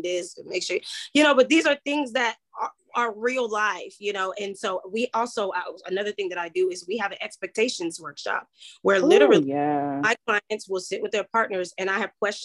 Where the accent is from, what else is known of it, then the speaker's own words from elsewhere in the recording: Nigeria; being Nigerian